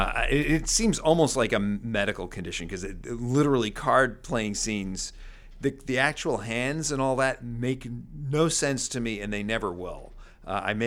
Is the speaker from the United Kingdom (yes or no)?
no; New York, United States; I grew up in New York